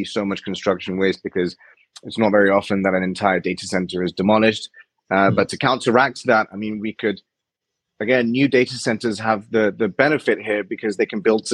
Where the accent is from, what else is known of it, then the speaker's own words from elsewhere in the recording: Iran; I'm from Iran